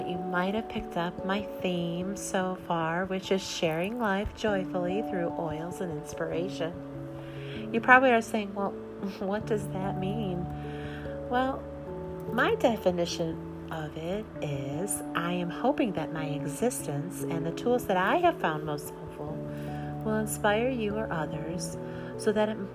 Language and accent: English; Midwest, United States; I'm a mom from the Midwest